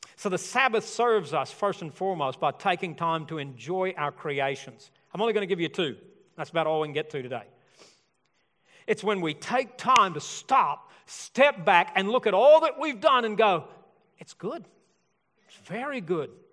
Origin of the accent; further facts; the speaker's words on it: Alabama, United States; I'm from Alabama.